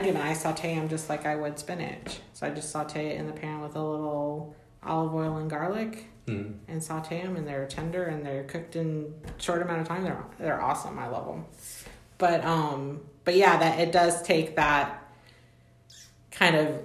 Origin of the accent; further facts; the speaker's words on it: Mexico; moved away; I grew up in Mexico